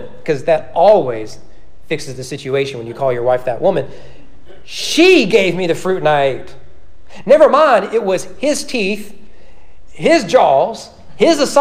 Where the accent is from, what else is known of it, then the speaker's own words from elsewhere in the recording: the South, United States; I'm a Christian from the South